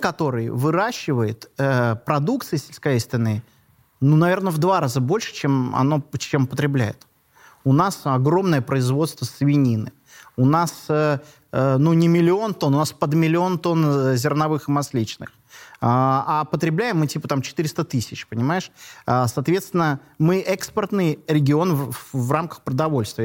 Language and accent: Russian; Kaliningrad, Kaliningrad Oblast, Russia; я родился в Калининграде